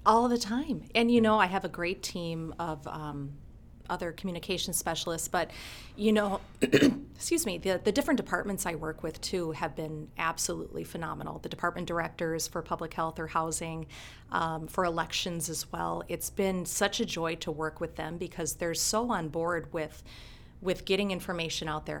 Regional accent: Blaine, Minnesota, United States; also born or lived in St. Cloud, Minnesota; now in Rochester, United States; I was born in St. Cloud, okay. Minnesota, and uh, we moved to Blaine, Minnesota, just south of St. Cloud in I think '87. Okay. And I graduated from Blaine High School

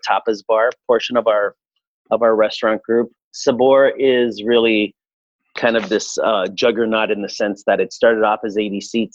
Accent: Edmonton, Alberta, Canada; also born or lived in Santiago, Chile / Buenos Aires, Argentina; I was born in Santiago de Chile. I immigrated to Canada in 1974. I arrived by way of Argentina. So I lived in Buenos Aires for a year, and then we came to Edmonton in 1974. I remember that specifically because I was 4 years old

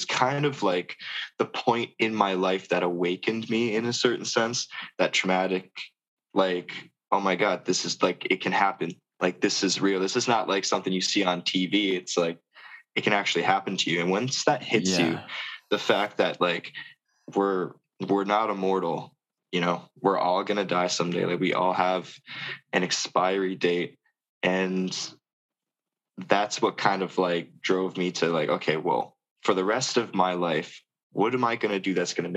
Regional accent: New Brunswick, Canada; moved away as an adult; now in Fort Saskatchewan, Canada; I'm originally from New Brunswick. Like, I'm originally from another province

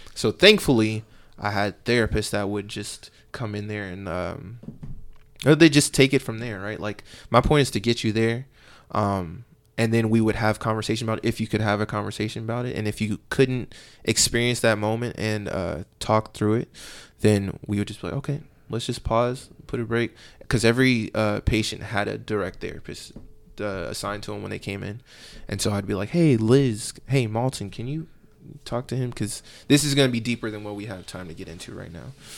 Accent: Katy, Texas, United States; I grew up in Katy

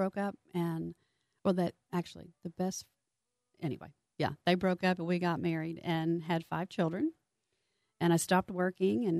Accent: Houston, Texas, United States; Born and raised in Houston, native Houstonian

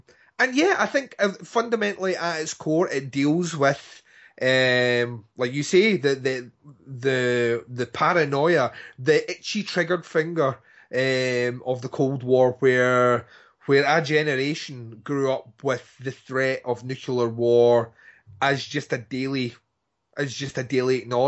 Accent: Scotland, United Kingdom; I want it read out in my eulogy, which you will read out because I'm Scottish

